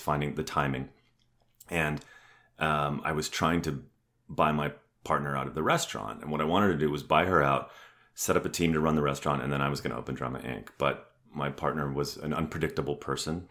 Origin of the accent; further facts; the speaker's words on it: Ontario, Canada; also born or lived in San Diego, California; now in Atlanta, United States; we ended up back in my hometown, which is halfway between Detroit and Toronto